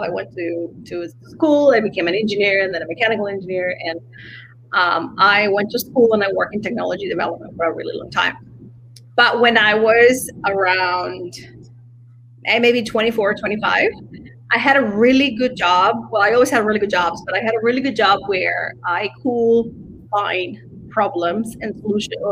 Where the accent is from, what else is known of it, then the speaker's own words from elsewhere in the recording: Mexico; I come from Mexico